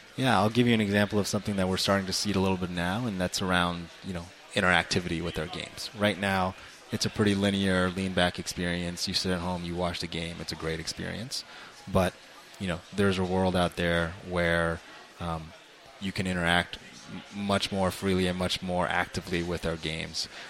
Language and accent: English; Toronto, Ontario, Canada; moved away; I actually grew up in Toronto